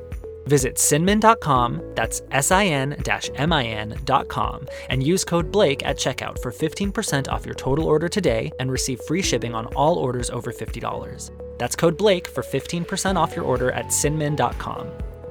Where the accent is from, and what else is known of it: Arizona, United States; born or raised there